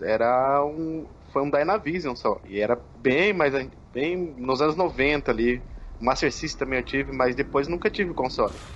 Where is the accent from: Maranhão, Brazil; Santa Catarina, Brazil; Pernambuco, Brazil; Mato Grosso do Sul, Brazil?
Mato Grosso do Sul, Brazil; interior of; eu sou do interior aqui do Mato Grosso do Sul